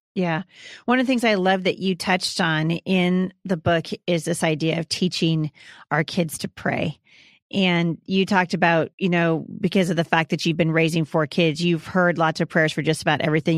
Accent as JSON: {"language": "English", "region": "Oregon", "country": "United States", "said": "I'm from, I'm from Oregon"}